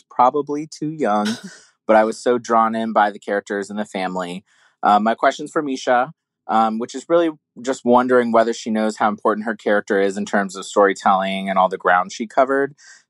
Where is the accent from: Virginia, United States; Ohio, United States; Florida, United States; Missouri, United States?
Florida, United States; I'm from Florida, the other Orange County.